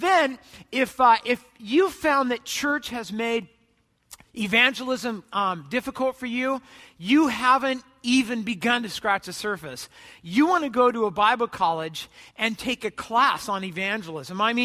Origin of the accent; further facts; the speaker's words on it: United States; I'm an American